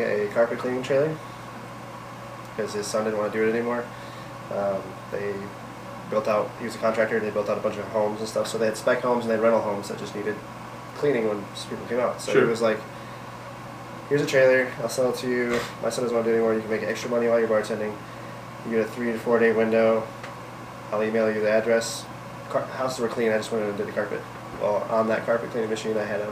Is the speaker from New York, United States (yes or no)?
no; Michigan, United States; Growing up in Michigan